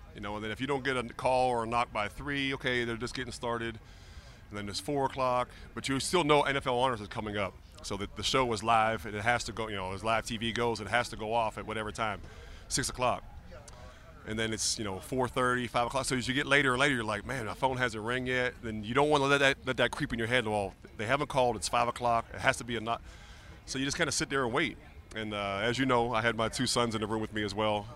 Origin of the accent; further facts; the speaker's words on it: Pittsburgh, Pennsylvania, United States; moved away as an adult; also born or lived in Miami; I grew up in Pittsburgh as a big Steeler fan